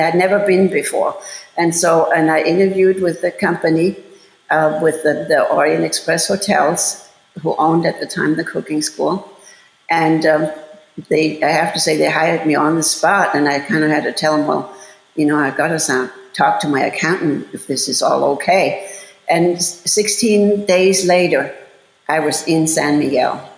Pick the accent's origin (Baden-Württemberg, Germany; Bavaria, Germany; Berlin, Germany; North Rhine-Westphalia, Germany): Bavaria, Germany; moved away as an adult; also born or lived in Los Angeles / Chicago; I'm from Bavaria and we have horrible winters.